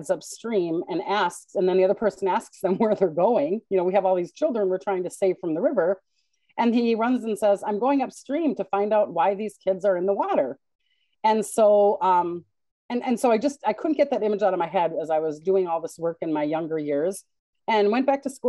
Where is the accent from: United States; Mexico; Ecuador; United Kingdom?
United States; Minnesota; I am a Minnesotan through and through